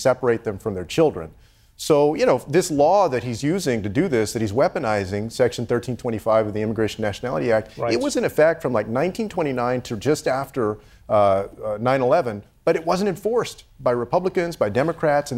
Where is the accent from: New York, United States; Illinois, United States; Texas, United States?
Texas, United States; my home state of Texas